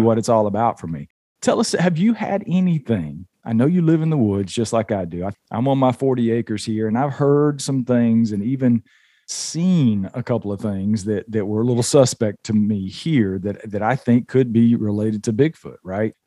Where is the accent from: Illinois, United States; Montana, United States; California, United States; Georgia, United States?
Georgia, United States; from the Southeast, where I was born and raised in Georgia